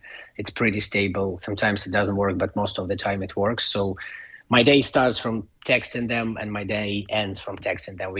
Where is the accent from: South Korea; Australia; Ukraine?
Ukraine; English is a second language; now in Ireland; my hometown